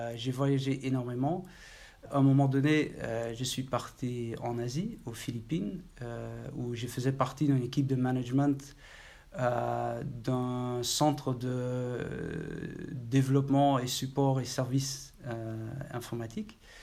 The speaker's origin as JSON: {"language": "French", "town": "Maastricht", "region": "Limburg", "country": "Netherlands", "tie": "born or raised there", "also_born_or_lived": "Eindhoven, Netherlands / Paris, France", "second_language": "French", "moved": "as an adult", "said": "Je suis né à Maastricht, étudié à Eindhoven."}